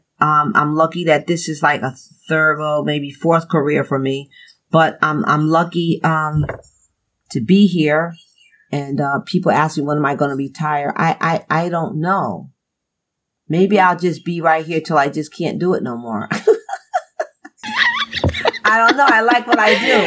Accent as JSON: {"language": "English", "town": "New Haven", "region": "Connecticut", "country": "United States", "tie": "born or raised there", "said": "I grew up in New Haven in the 60s"}